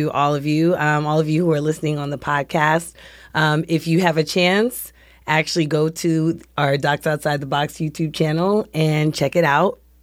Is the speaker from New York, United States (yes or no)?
yes; New York City, New York, United States; moved away as an adult; also born or lived in Kansas City; now in New Jersey, United States; I'm originally from Brooklyn, New York. I live now in New Jersey with my husband and my two boys